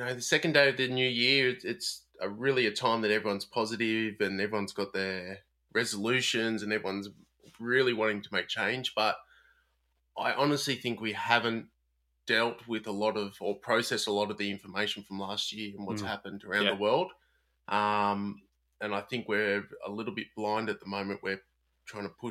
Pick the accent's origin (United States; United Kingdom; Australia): Australia; Sydney, New South Wales; born and raised on Gadigal and Wangal lands in Sydney